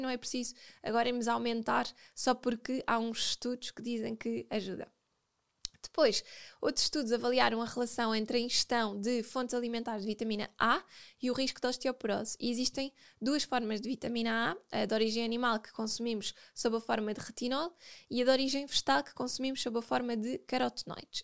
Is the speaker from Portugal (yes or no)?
yes; Portugal; Nós, como bons portugueses